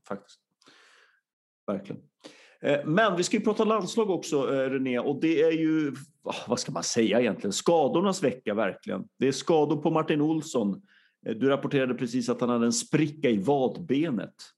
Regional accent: Sweden; som svensk

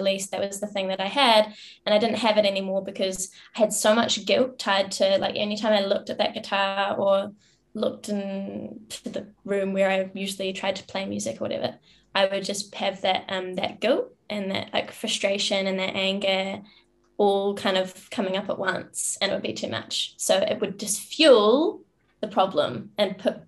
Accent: New Zealand; I grew up in New Zealand in a small town, in a farm in the middle of nowhere.

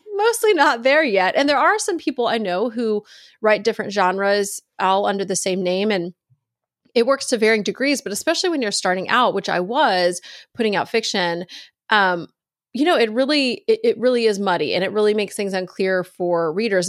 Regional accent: Virginia, United States; moved away as an adult; also born or lived in North Carolina; now in Texas, United States; I grew up in Virginia, Texas

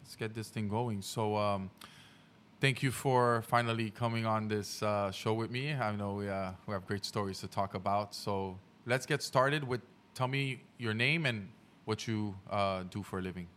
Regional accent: Haiti; moved away; I grew up in Haiti as well

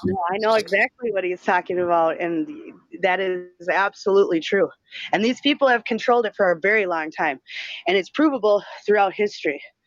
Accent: Minnesota, United States; I am from Minnesota

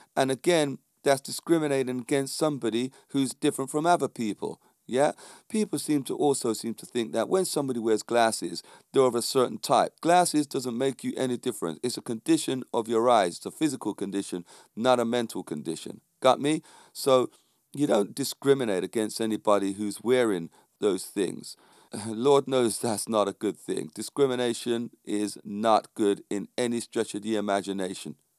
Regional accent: London, United Kingdom; The community I was brought up in was a predominantly black community in, um, a, a road called Landor Road down there in Stockwell, near Clapham, near Brixton.

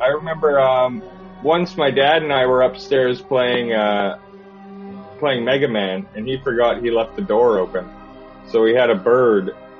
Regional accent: Canada; moved away as an adult; now in England; I am Canadian, yeah. That's why I sound like this.

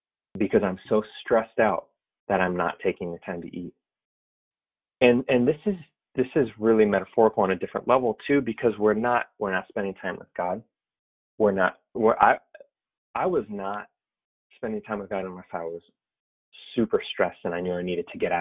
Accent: the Bay Area, California, United States; I'm from the Bay Area. I'm a lifelong Warriors fan. Grew up watching my dad watch the Warriors lose.

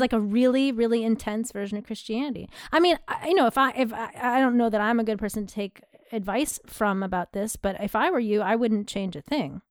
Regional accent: United States; I'm American

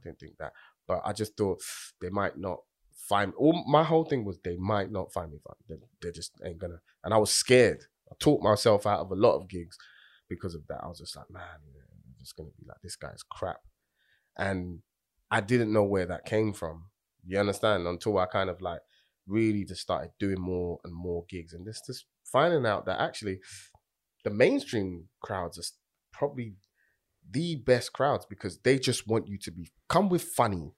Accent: London, United Kingdom; I'm from Tottenham

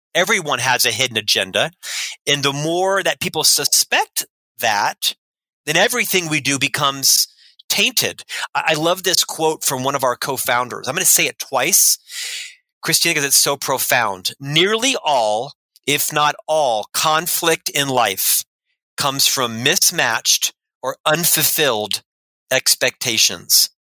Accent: Orlando, Florida, United States; moved away as an adult; now in Salt Lake City, United States; I'm from Orlando, Florida, originally, born and raised in ah. Central Florida. I lived there for the first half of my life, 26 years

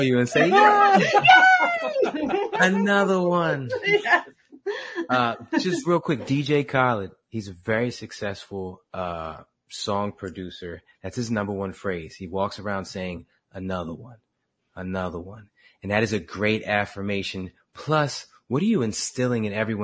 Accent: Camden, New Jersey, United States; moved away as an adult; I was born in Camden, and that was my hood

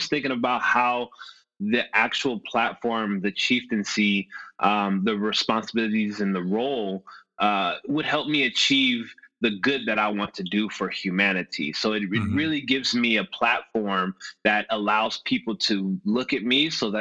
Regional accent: Los Angeles, California, United States; I grew up in Los Angeles, born and raised

